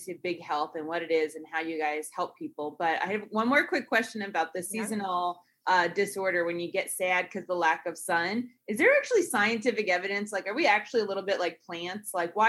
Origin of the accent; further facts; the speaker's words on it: Northeast, United States; I grew up in Northeast.